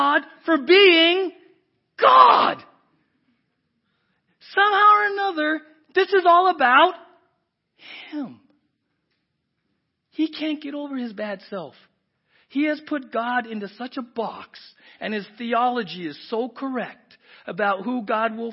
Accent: San Diego, California, United States; moved away; I grew up in South San Diego

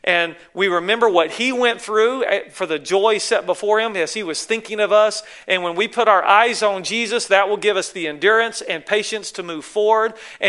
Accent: the South, United States; you can tell I'm from the South, right?

